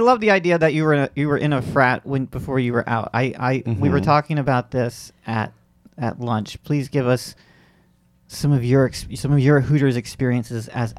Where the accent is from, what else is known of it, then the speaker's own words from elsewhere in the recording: about 40 miles from Clearwater, Central Florida, United States; now in New York, United States; when I grew up in Florida